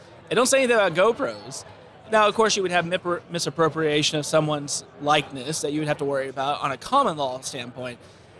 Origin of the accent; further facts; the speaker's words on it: Texas, United States; But my home state of Texas, they have one of the most restrictive drone laws in the country.